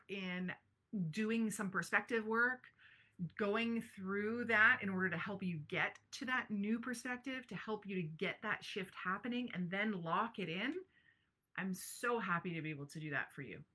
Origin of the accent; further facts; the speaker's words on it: Brantford, Ontario, Canada; my hometown of Brantford, Ontario